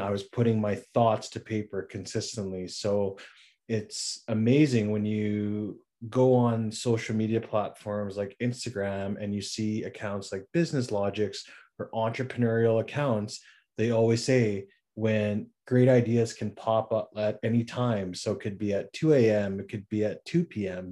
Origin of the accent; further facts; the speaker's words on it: Regina, Saskatchewan, Canada; moved away as an adult; now in Victoria, Canada; I'm originally from Regina, Saskatchewan. That's where I was born and raised